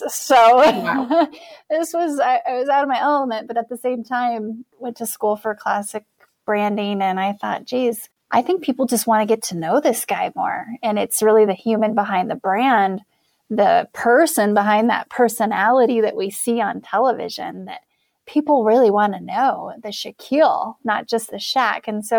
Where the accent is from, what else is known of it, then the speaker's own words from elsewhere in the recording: Wyoming, United States; I'm a girl from Wyoming. I grew up in a trailer park.